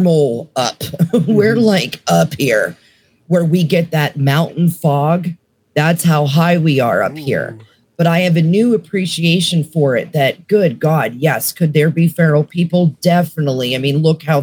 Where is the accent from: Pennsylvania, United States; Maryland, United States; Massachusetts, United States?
Pennsylvania, United States; Mercer County, Western; now in Tennessee, United States; I was born and raised in Western Pennsylvania. Mm-hmm. I'm talking like about an hour north of Pittsburgh, like Mercer County area